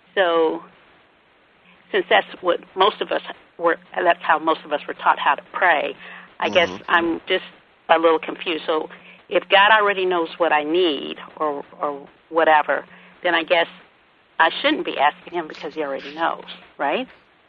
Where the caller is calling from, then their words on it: Decatur, Georgia, United States; I'm calling from Georgia.